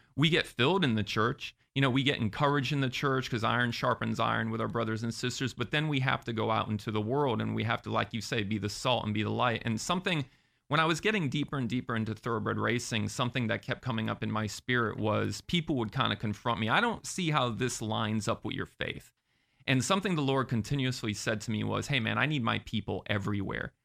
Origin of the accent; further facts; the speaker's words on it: Sarasota, Florida, United States; moved away as an adult; also born or lived in Massachusetts; now in Orlando, United States; I grew up in Sarasota.